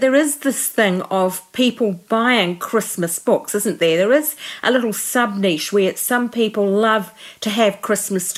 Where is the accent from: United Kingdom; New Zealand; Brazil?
New Zealand; I've lived my whole life in New Zealand